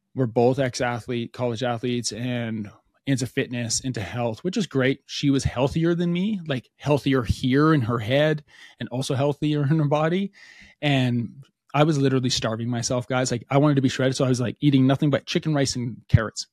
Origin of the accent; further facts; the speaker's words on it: Alberta, Canada; we're from Alberta, Canada.